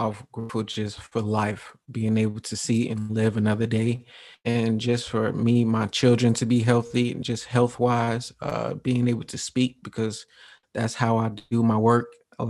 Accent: Milwaukee, Wisconsin, United States; also born or lived in Atlanta; So I was born in Atlanta, Georgia, 1990. We moved to Milwaukee, Wisconsin when I was about 2 years old.

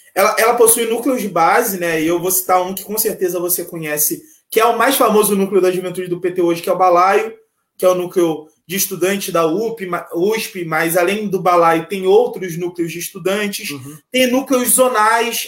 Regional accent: Nova Friburgo, Rio de Janeiro, Brazil; Nasci em Nova Friburgo no dia 23 de dezembro de 1989, lá na Serra do Rio de Janeiro, aqui na Serra, na região serrana é, no distrito de Conselheiro Paulino. Então, essa é a minha origem.

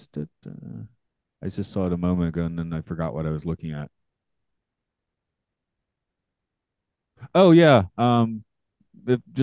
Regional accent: Atlanta, Georgia, United States; I'm from Atlanta

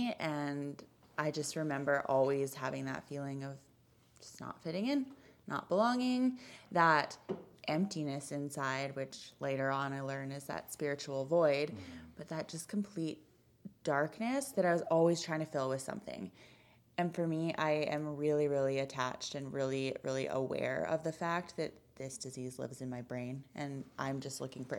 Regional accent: Kelowna, British Columbia, Canada; moved away as an adult; now in Calgary, Canada; I grew up in BC. I'm originally from Kelowna

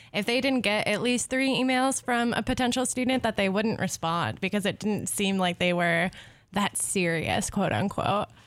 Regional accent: Southwest, United States; I'm from the Southwest.

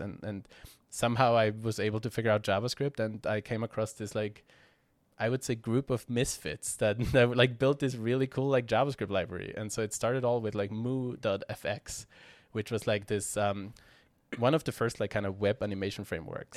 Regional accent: Austria; I'm from Austria

